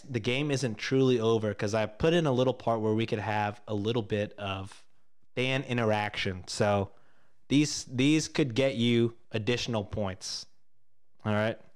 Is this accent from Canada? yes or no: yes; Canada; as a Canadian